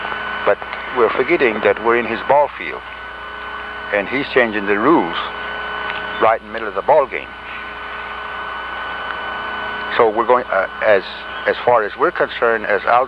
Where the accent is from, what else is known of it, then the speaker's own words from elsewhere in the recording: United States; We're going to approach him as American Indians, having our culture, having our identity, having our spiritual beliefs as we have.